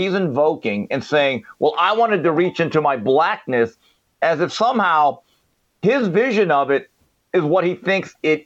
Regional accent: United States; I'm an American Korean.

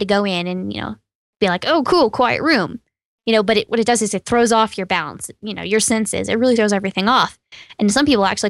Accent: Texas, United States; Yeah, I grew up in East Texas.

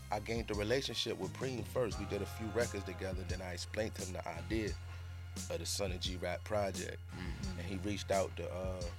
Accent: Rochester, New York, United States; I'm from Rochester, which is 45 minutes.

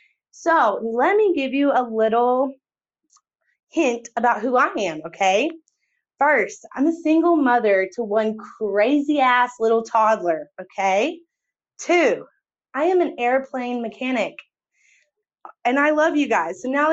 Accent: Texas, United States; I'm from Texas too.

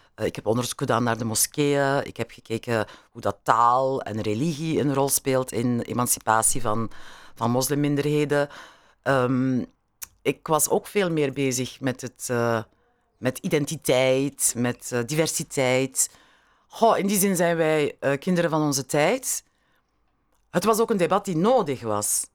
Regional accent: Beringen, Flanders, Belgium; mijn kindertijd in die eh, zonnige periode van Limburg was, van Beringen

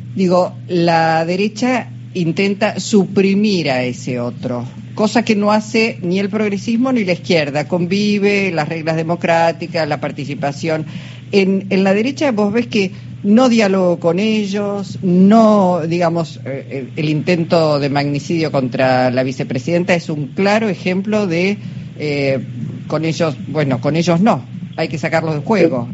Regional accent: Argentina; Somos argentinos

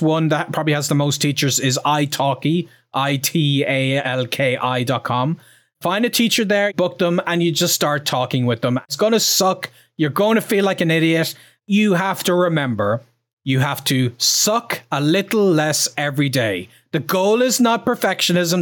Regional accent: Ireland; I'm from Ireland. I'm proud of, I'm from Ireland

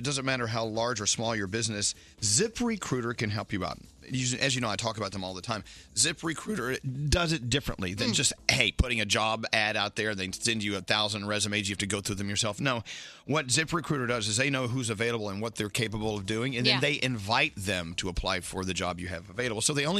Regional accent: Texas, United States; Got to say hello to the troops listening to us in Fort Hood, Texas, my home state.

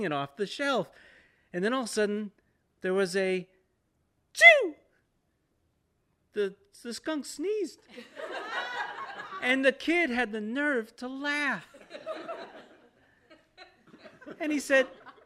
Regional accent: the South, United States; I'm from the South

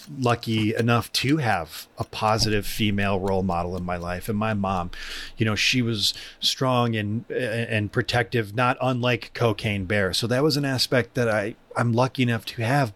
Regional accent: Michigan, United States; also born or lived in Allen Park, Michigan; I missed my old friends back in the woods of my hometown that I had just come from. But I moved to the big city. I moved to the London of downriver Michigan, Allen Park

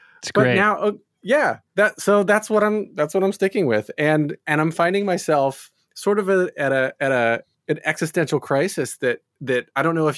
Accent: North Carolina, United States; So I grew up in North Carolina, was always doing chorus, singing, acting, dancing as much as I could.

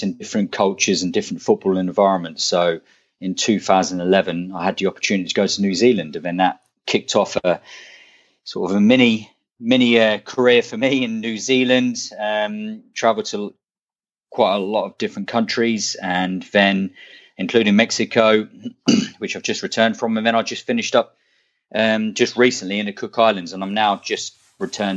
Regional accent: United Kingdom; moved away as an adult; I'm a British coach

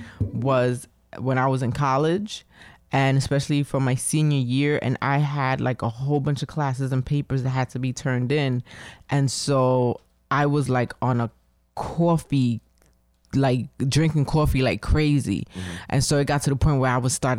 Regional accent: Honduras; I was from Honduras and being Garifuna

